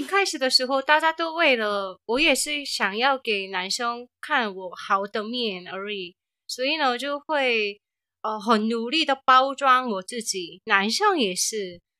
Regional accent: South Korea; moved away; 我是从韩国来的

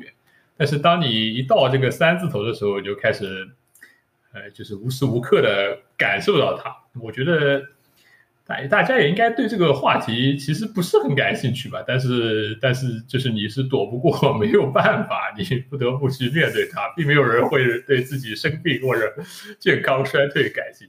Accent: Shanghai, China; 上海人的 instinct 拯救了他，我是上海人的贪小便宜毁灭了我。

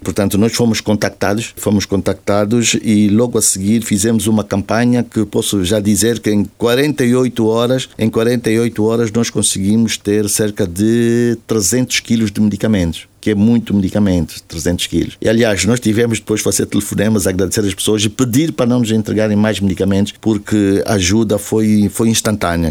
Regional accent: Angola; moved away as an adult; eu tenho saudades da minha terra. Afinal de contas, foi lá que eu nasci, foi lá que eu cresci

